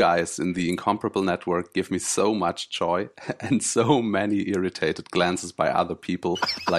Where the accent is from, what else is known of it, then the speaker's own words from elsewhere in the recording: Germany; English is a second language; from Germany. Not from Zeppelinheim, though, sorry to disappoint you.